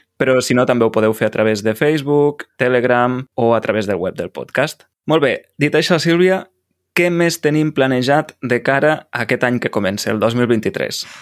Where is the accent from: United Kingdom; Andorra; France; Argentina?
Argentina; San Miguel de Tucumán, Tucumán; Catalan is a second language; moved away as an adult; now in Cardedeu, Spain; de Tucumán, Argentina, tinc 19 anys i he arribat a Cardedeu, Barcelona, mm. fa un mes i dues setmanes